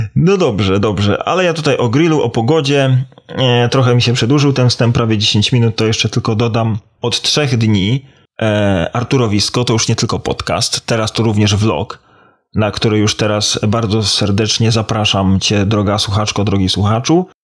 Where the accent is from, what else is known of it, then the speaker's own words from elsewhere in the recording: Poland; now in Ireland; jako dumny Polak z krwi i kości